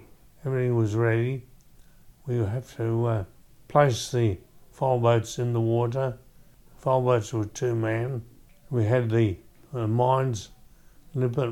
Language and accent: English; Perth, Western Australia, Australia; I was born in Perth